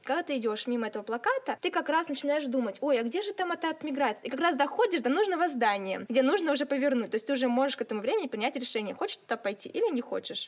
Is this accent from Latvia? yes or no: no; Siberia, Russia; also born or lived in Nizhnevartovsk; сибирячка, провинциалка и специалистка по связям с общественностью в Драмтеатре Нижневартовска.